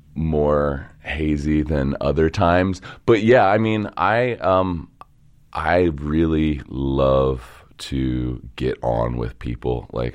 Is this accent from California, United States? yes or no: no; Dundalk, Maryland, United States; I'm from Dundalk, yeah. I grew up in a neighborhood called St. Helena, which is... between Old Dundalk and the Marine Terminal.